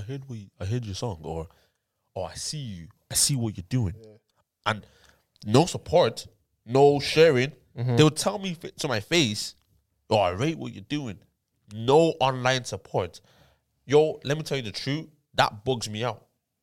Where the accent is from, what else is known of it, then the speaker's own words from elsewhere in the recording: Ireland; and as Irish artists, yeah